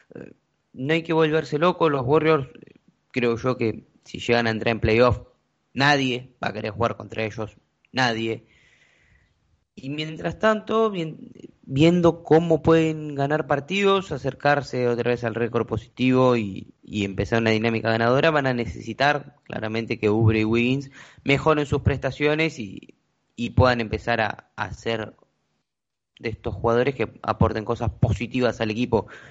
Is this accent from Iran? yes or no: no; Argentina